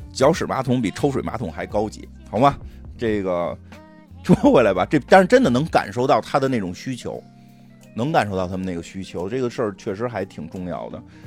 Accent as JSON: {"language": "Chinese", "region": "Beijing", "country": "China", "said": "咱们北京这边有流行那个用水龙头滴水"}